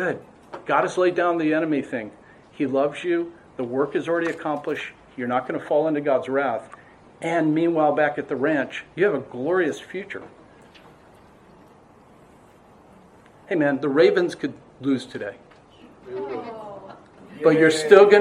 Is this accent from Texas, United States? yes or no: no; Massachusetts, United States; I was born in Massachusetts